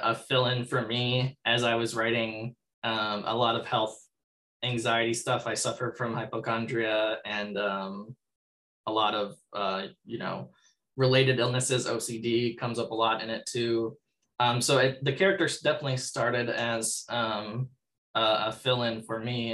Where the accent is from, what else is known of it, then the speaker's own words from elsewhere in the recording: Minnesota, United States; I'm from Minnesota